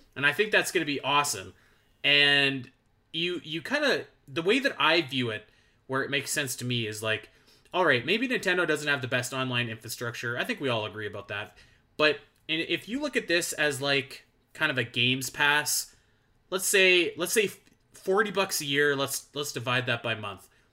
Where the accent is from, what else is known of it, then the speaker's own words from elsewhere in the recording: Canada; I'm Canadian